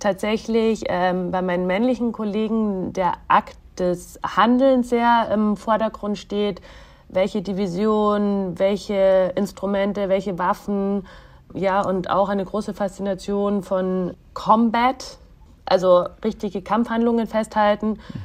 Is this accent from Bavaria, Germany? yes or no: yes; Bavaria, Germany; moved away; also born or lived in Egypt; ich bin ja auch also in Bayern groß geworden